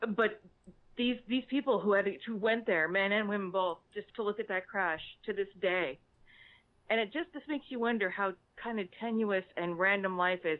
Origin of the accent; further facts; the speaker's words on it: South Central Pennsylvania, United States; now in San Francisco Bay Area, United States; I'm not originally from California. I'm from South Central Pennsylvania, about an hour twenty